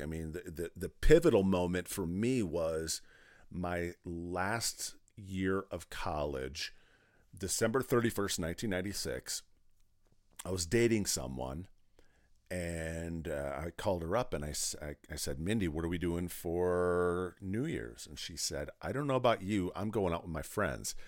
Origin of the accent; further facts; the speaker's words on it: Pardeeville, Wisconsin, United States; moved away; I grew up in South Central Wisconsin in a small town called Partyville. Pardeville